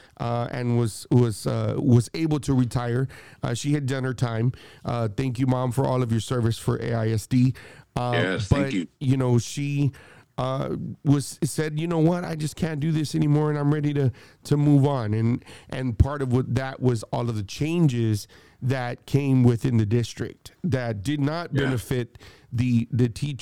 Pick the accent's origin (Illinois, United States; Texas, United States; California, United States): Texas, United States; Austin; growing up in the East Side, I've grown up, was there all my life